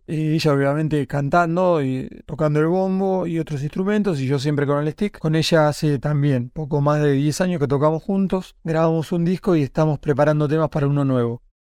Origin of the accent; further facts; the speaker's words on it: Rauch, Buenos Aires Province, Argentina; moved away as an adult; also born or lived in Tandil; nací en 1972 en la ciudad de Tandil, provincia de Buenos Aires, pero me crié en Rauch, una localidad vecina en donde viví hasta los 18 años, y luego me mudé a Buenos Aires.